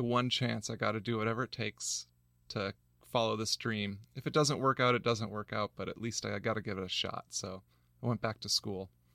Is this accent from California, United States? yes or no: yes; San Diego County, California, United States; I grew up in San Diego County, uh, back before they had developed all the natural land.